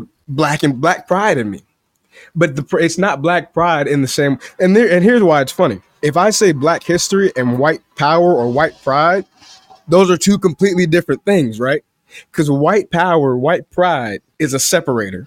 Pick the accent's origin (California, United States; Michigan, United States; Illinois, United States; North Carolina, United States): Illinois, United States; Chicago